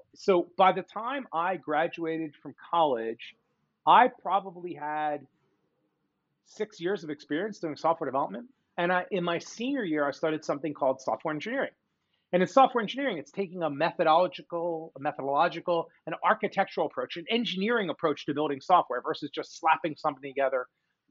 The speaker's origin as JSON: {"language": "English", "town": "Philadelphia", "region": "Pennsylvania", "country": "United States", "tie": "born or raised there", "also_born_or_lived": "Michigan", "said": "So born and raised in suburban Philadelphia. That's where I am talking to you from today"}